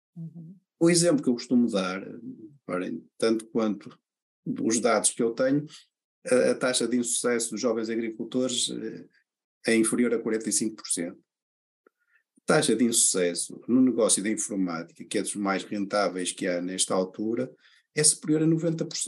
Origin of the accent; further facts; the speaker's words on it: Portugal; a nossa maneira de ser como, como, como portugueses, não é? Portanto, nós, nós somos mais de, de falar do que fazer